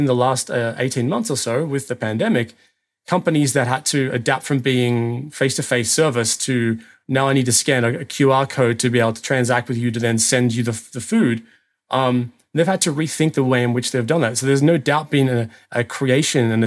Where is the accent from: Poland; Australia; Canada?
Australia; now in Germany; I'm an Australian who lives in Germany